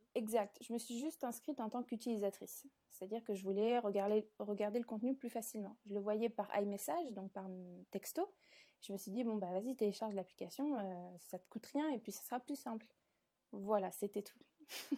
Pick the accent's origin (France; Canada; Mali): France; south of France; moved away as an adult; also born or lived in Paris; je suis pas originaire de Paris, je suis originaire du sud de la France